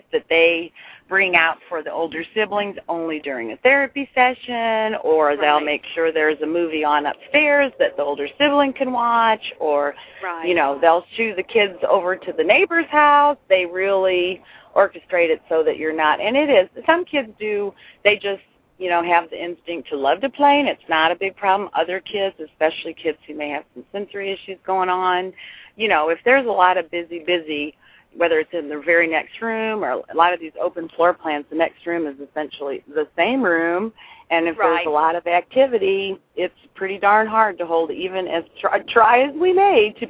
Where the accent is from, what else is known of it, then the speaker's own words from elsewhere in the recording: the North, United States; moved away; I may end up a southerner yet, but so far I was still coming out like a northerner.